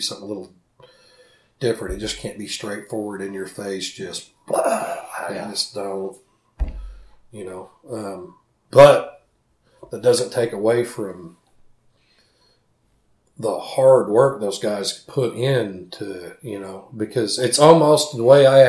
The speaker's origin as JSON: {"language": "English", "town": "Edmond", "region": "Oklahoma", "country": "United States", "tie": "born or raised there", "said": "growing up in Edmond, Oklahoma"}